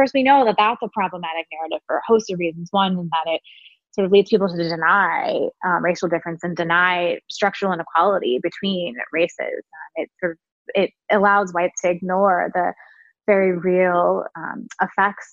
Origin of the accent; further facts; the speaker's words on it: Richmond, Virginia, United States; I grew up in Richmond